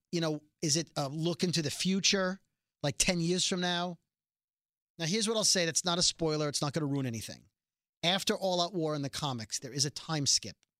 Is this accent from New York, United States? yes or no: yes; New York City, New York, United States; we're both from Brooklyn